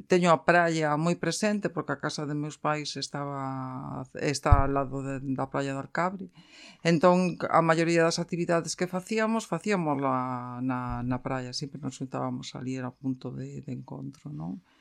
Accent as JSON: {"language": "Galician", "town": "Vigo", "region": "Galicia", "country": "Spain", "tie": "born or raised there", "also_born_or_lived": "Coia, Vigo / Alcabre, Vigo", "said": "eu nacín en, en Vigo, eh, vivín ata os seis anos en, en Colla, e eh, posteriormente trasladámonos a Alcabre. Eh, meu pai era de Alcabre e a miña nai con meus avós vivían en, en Colla."}